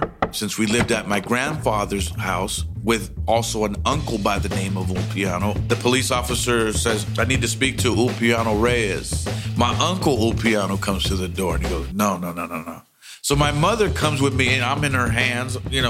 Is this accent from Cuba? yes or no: yes; Pinar del Río, Cuba; I was born in 1967 in Pinar del Río, Cuba.